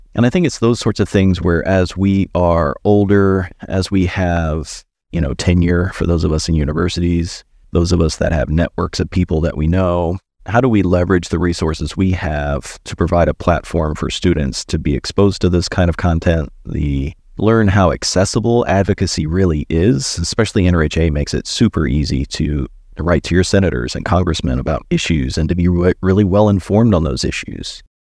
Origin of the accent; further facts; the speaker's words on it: Christiansburg, Virginia, United States; moved away as an adult; also born or lived in Blacksburg, Virginia; now in Columbia, United States; I grew up in Christiansburg